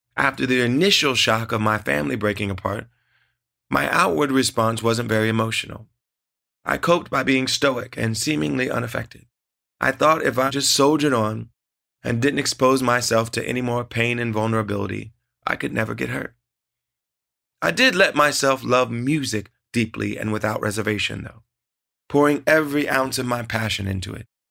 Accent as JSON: {"language": "English", "region": "Ohio", "country": "United States", "tie": "born or raised there", "said": "Growing up in Ohio, music was always at the heart of our family"}